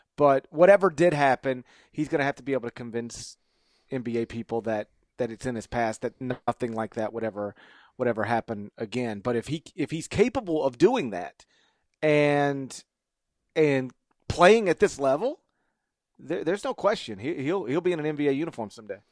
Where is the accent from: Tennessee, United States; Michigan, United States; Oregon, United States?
Tennessee, United States; Memphis; I'm from Memphis